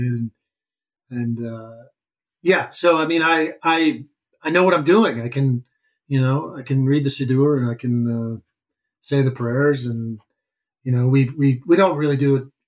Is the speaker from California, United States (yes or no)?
no; Madison, Wisconsin, United States; moved away as an adult; now in New York, United States; I grew up in Madison, Wisconsin